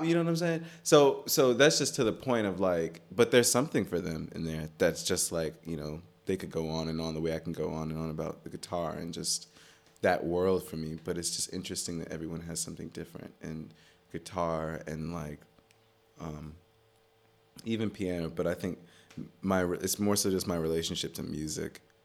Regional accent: Maryland, United States; moved away as an adult; also born or lived in Atlanta; now in New York, United States; I grew up in Maryland. I grew up, like, right outside D C, and then I spent some time in Atlanta, and then I moved back to Maryland.

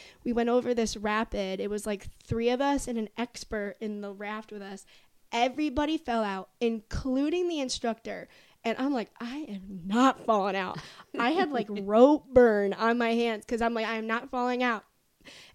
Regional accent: Finger Lakes region, New York, United States; now in Richmond, United States; I'm from the Finger Lake region, and we like wine

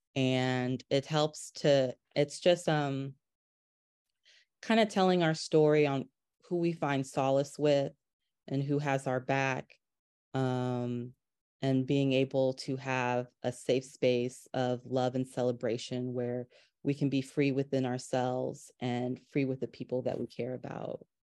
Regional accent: North Carolina, United States; growing up in North Carolina

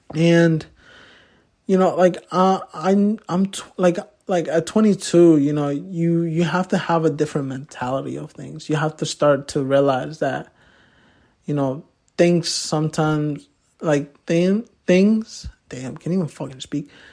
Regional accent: Poughkeepsie, New York, United States; also born or lived in Manhattan, New York / Mexico; I grew up my whole life in Poughkeepsie

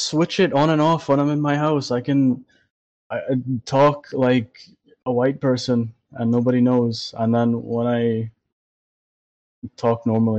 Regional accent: Trinidad & Tobago; accent: Trini; moved away; I have a Trini accent.

